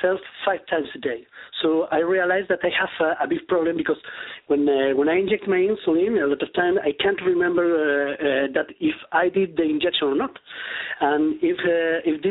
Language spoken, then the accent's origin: English; Spain; I'm from Spain